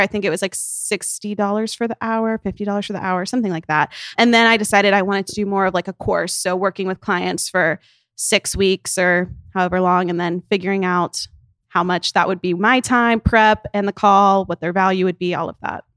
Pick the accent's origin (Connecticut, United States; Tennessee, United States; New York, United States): Tennessee, United States; now in Nashville, United States; Her hometown is, like, twenty minutes from my hometown